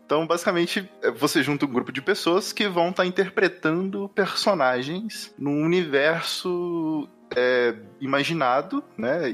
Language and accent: Portuguese; Minas Gerais, Brazil; eu sou de, de Minas Gerais